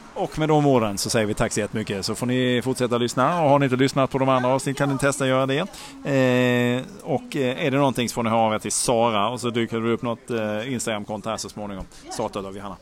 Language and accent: Swedish; Malmö, Skåne, Sweden; jag är född i Malmö uppvuxen